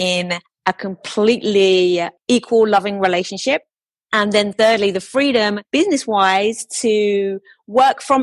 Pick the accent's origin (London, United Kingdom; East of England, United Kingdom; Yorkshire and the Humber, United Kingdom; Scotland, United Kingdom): London, United Kingdom; also born or lived in United States; London. So I'm a London girl. I've lived here the majority of my life